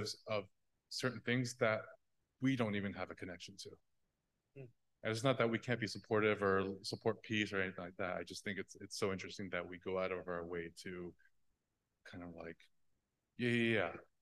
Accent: Oklahoma, United States; we in Oklahoma have a connection to them in this religion

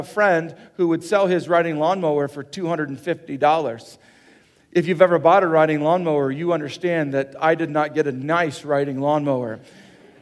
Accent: Kansas, United States; now in South Dakota, United States; I'm from Kansas

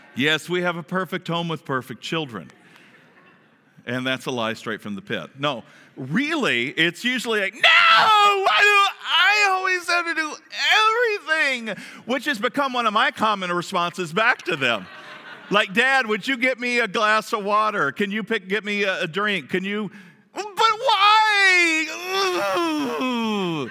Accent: Kentucky, United States; I'm from the South. From Kentucky

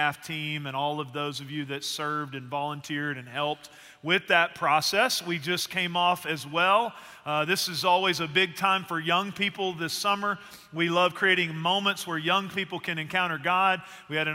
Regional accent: Northeast Texas, United States; moved away as an adult; also born or lived in Abilene, Texas; now in Central Texas, United States; I grew up in Northeast Texas, spent some time in Central Texas around here

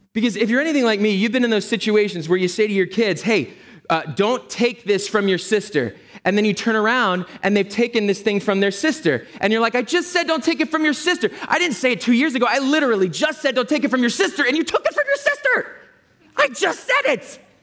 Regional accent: Philadelphia, Pennsylvania, United States; also born or lived in Berkeley, California; I'm from Philadelphia.

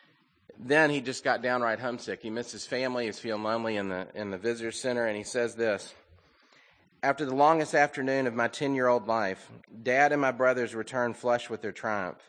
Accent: the South, United States; growing up in the South

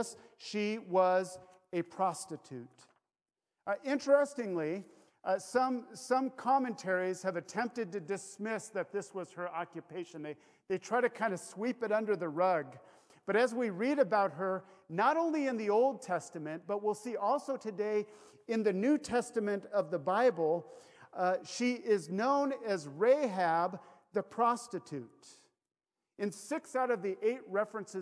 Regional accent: Kirkland, Washington, United States; I grew up in Kirkland

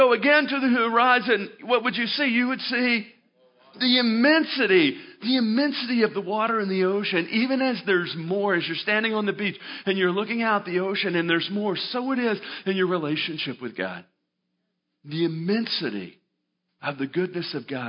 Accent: Arkansas, United States; moved away as an adult; grew up in Arkansas

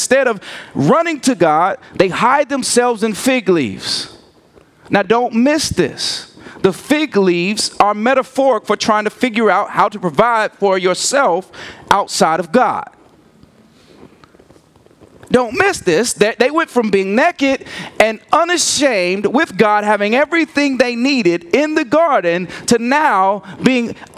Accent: Gary, Indiana, United States; I'm from Gary

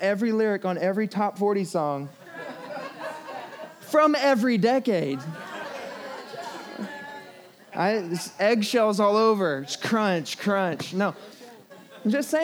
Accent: the Bible Belt, United States; I grew up in the Bible Belt

